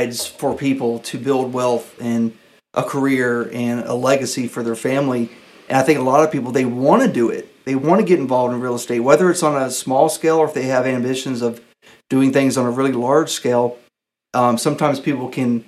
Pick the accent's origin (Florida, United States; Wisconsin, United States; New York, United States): Florida, United States; Pensacola; also born or lived in Birmingham, Alabama; I'm from Pensacola, Florida. I was born and raised here.